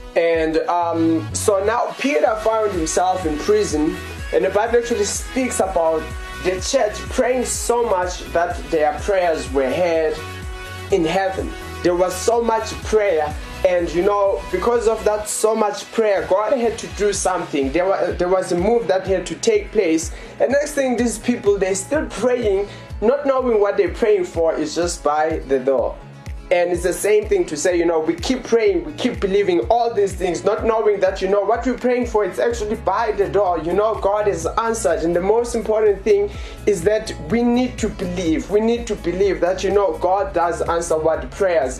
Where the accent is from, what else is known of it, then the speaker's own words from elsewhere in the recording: Johannesburg, Gauteng, South Africa; We're from South Africa in, in, in Johannesburg